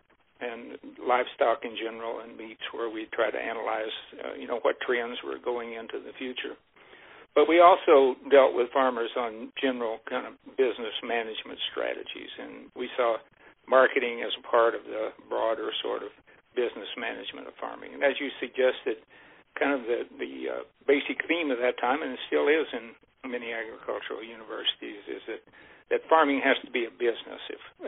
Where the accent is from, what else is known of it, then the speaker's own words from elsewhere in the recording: Missouri, United States; grow up on a small dairy farm. It happened to be in southwest Missouri at that time rather than Iowa, so I'm originally from Missouri.